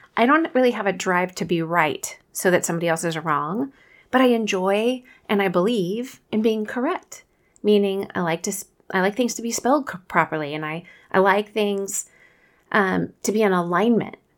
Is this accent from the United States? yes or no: yes; Kansas City, United States; accent: Midwestern; I'm from Kansas City, so maybe it's my, you know, our Midwestern pronunciation of the word